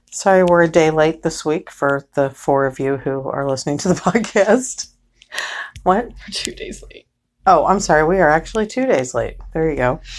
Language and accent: English; Cincinnati, Ohio, United States; Which we will still go there because I'm from Cincinnati